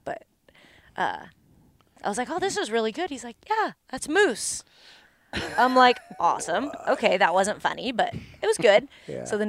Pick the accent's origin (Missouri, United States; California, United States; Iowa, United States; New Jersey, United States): California, United States; Long Beach; moved away; also born or lived in Oregon; So there again, I am a transplant. So I am from California, born. I know, you're surrounded. And tell them where. That would be Long Beach. Long Beach, California.